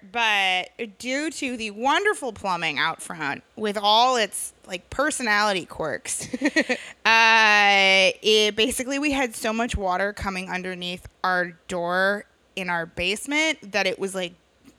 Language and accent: English; New York, United States; And I grew up in New York State.